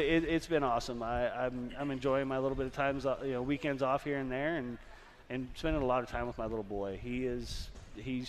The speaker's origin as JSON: {"language": "English", "region": "California", "country": "United States", "said": "I'm from California"}